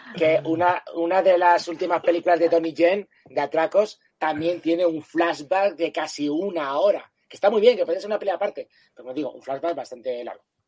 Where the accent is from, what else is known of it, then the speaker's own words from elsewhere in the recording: Canary Islands, Spain; moved away; also born or lived in Spanish mainland; yo también soy un canario que me sacaron de mi hábitat natural.